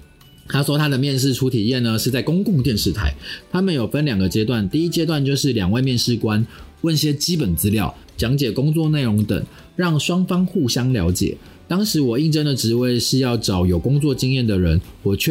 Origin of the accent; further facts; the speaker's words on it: southern Taiwan, Taiwan; 因为我从南部上来的，所以还要缴房租，算是有点吃紧。